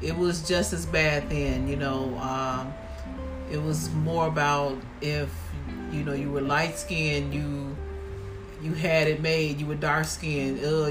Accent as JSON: {"language": "English", "town": "Chicago", "region": "Illinois", "country": "United States", "tie": "born or raised there", "said": "growing up in Chicago"}